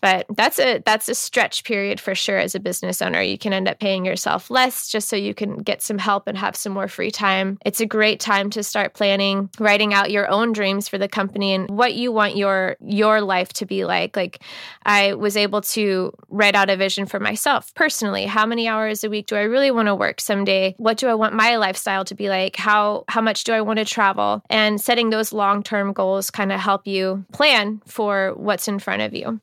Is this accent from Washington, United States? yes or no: yes; Seattle, Washington, United States; also born or lived in Texas / Florida / Tennessee; I was born down in the South in Texas, and I spent some time living in Texas and Florida, and I went to college in Tennessee. But for the most part, I grew up right here in Seattle